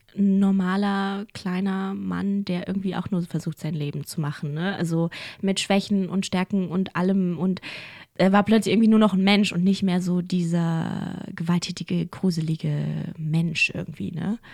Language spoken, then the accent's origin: German; Berlin, Germany; accent: German; moved away; also born or lived in Ulaanbaatar, Mongolia / Amsterdam / Paris / Gütersloh; ich bin ja in Berlin groß geworden